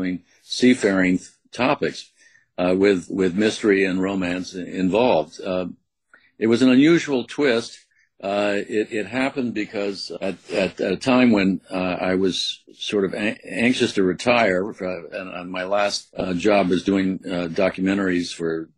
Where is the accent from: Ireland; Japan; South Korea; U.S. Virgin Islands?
U.S. Virgin Islands; I had a childhood growing up in St. Croix, which was an unusual childhood. But from a very early age, I was raised there